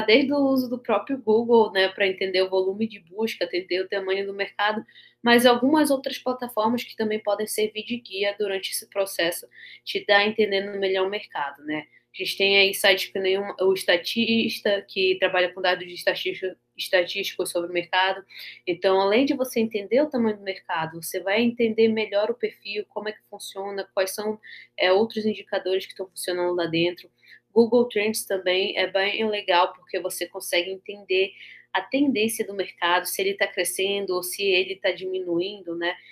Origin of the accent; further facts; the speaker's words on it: Amapá, Brazil; sou do Amapá, extremo norte do Brasil